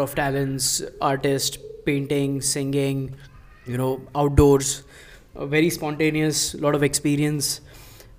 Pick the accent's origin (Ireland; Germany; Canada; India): India; we are from India